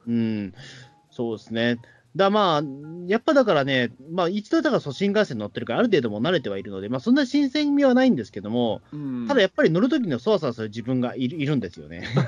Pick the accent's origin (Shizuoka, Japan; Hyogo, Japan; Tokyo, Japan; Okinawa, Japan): Tokyo, Japan; 僕らは東京の人間なんで